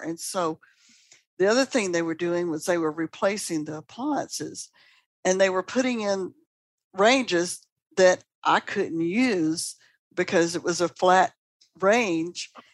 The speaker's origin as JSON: {"language": "English", "town": "Atlanta", "region": "Georgia", "country": "United States", "moved": "yes", "lives_now": "Birmingham, Alabama, United States", "said": "I'm from Atlanta originally"}